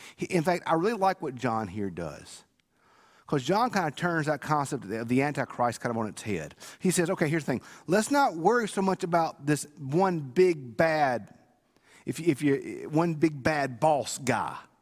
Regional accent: Bogue Chitto, Mississippi, United States; I'm from Bogotchit

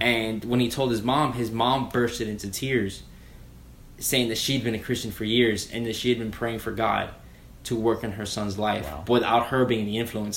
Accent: Miami, Florida, United States; moved away as an adult; now in Jacksonville, United States; I was raised in Miami, um, moved up to Jacksonville

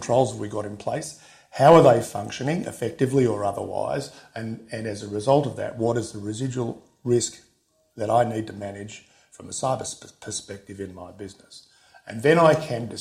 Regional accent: Australia; I'm an Australian

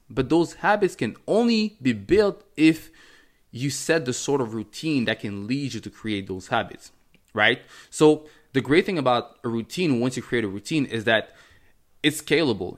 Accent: Montreal, Quebec, Canada; first language French; English is a second language; also born or lived in Cameroon; I was born in Cameroon. Um, in nineteen ninety-five, came to Canada. I think it was in nineteen ninety-nine when I was about four years old or something like that. Um, and I grew up in Montreal. My first language is, is French

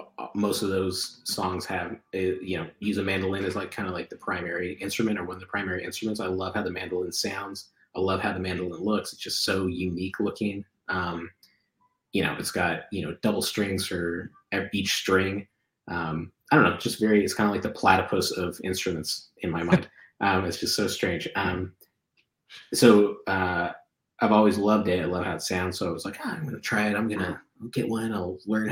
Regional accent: Colorado, United States; I grew up in Colorado.

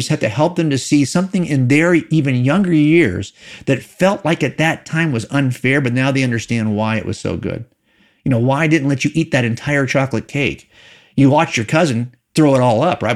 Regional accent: California, United States; I was raised in here in California

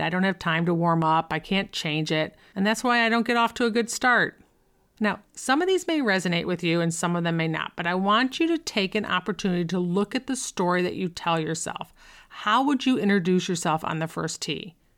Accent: Buffalo, New York, United States; I grew up in Buffalo

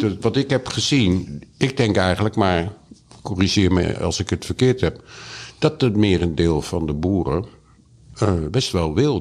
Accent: Utrecht, Netherlands; now in Amsterdam, Netherlands; ik ben geboren in Utrecht

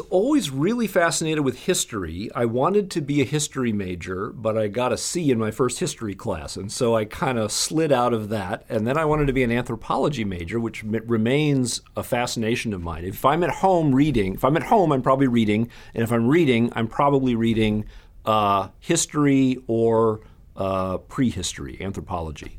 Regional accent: Madison, Wisconsin, United States; I grew up in Madison, Wisconsin

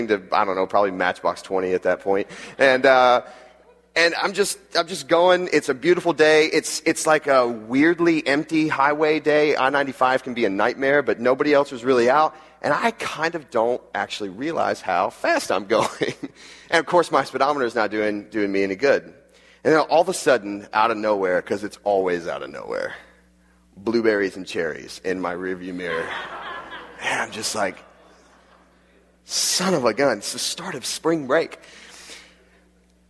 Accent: Jacksonville, Florida, United States; also born or lived in West Palm Beach, Florida; And I grew up in Jacksonville, Florida, which is at the top, the northeast part of Florida

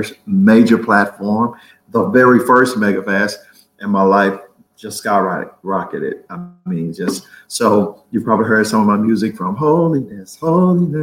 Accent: Baton Rouge, Louisiana, United States; I do have some families in New Orleans as well, but I was raised in Baton Rouge

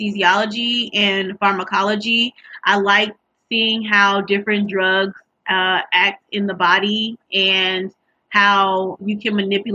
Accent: St. Louis, Missouri, United States; moved away as an adult; also born or lived in Tuskegee, Alabama; now in West Lafayette, United States; I'm originally from St. Louis, Missouri

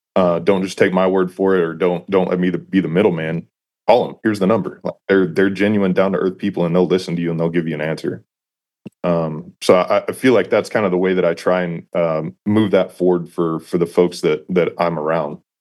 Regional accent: San Antonio, Texas, United States; moved away as an adult; also born or lived in Knoxville, Tennessee; Grew up in Texas, uh, born and raised in the San Antonio area

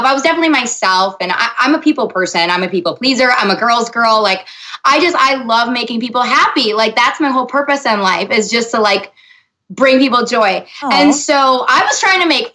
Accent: Minnesota, United States; also born or lived in Los Angeles; they call us Minnesota nice

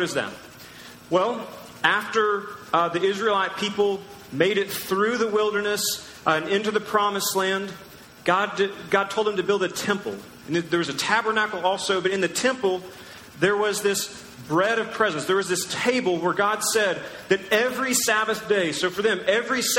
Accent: United States; we're American

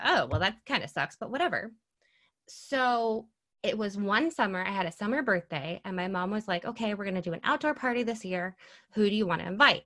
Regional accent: Mineville, New York, United States; I am from Mineville, New York

